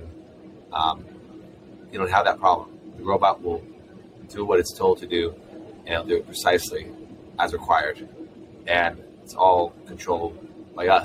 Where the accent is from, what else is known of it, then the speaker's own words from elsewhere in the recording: Israel; moved away as an adult; now in San Francisco, United States; I'm originally from Israel, and that's where we started the company